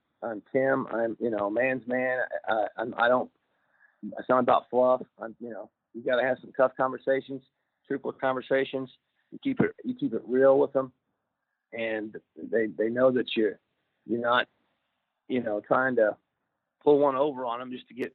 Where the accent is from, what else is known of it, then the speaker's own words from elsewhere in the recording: Oklahoma, United States; now in Ohio, United States; I'm from Oklahoma, as you mentioned, and I got a lot of ties in that area